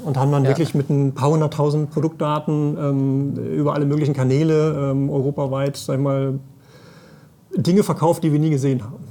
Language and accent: German; Sauerland, North Rhine-Westphalia, Germany; also born or lived in Paderborn; ich komme auch hier weg